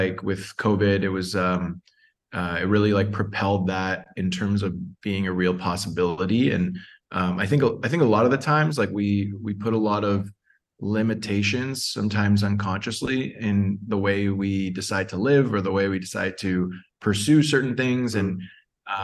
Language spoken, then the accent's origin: English; Toronto, Ontario, Canada; moved away as an adult; also born or lived in Mexico City / Costa Rica; now in Puerto Escondido, Mexico; I'm from Toronto. Grew up just north of the city.